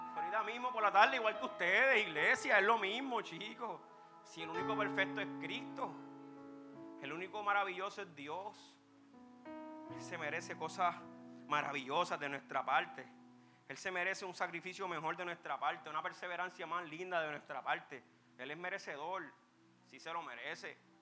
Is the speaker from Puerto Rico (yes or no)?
yes; Puerto Rico; Nacimos en Puerto Rico, un país que hay tecnología